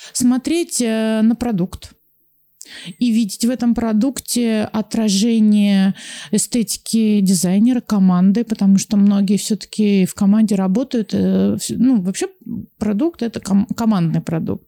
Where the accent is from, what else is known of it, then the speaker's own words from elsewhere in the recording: Volgograd, Volgograd Oblast, Russia; я из Волгограда